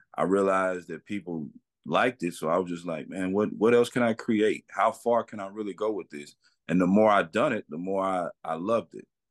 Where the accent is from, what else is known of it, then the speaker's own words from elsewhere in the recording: Atlanta, Texas, United States; I am from a small town in East Texas called Atlanta, Atlanta, Texas